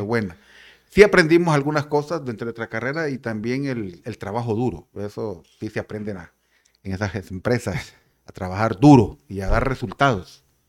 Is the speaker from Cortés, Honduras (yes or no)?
yes; San Pedro Sula, Cortés, Honduras; moved away as an adult; now in La Ceiba, Honduras; Yo soy de San Pedro Sula, ¿verdad? De la colonia modelo allá en San Pedro Sula